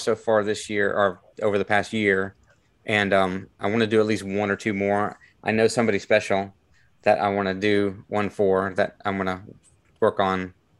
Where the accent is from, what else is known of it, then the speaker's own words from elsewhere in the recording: Atlanta, Georgia, United States; moved away as an adult; now in Spring Hill, United States; So I was from Atlanta, so we moved here. I love Spring Hill. It was a big change. Moving from a very large city to Spring Hill was like moving to Mayberry